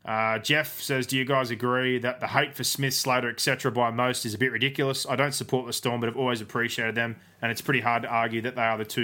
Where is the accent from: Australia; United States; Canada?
Australia; Queensland; Wombat, I'm a Queenslander.